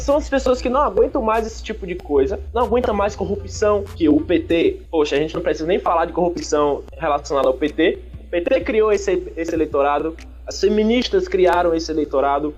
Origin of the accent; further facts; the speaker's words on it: Bahia, Brazil; sou baiano.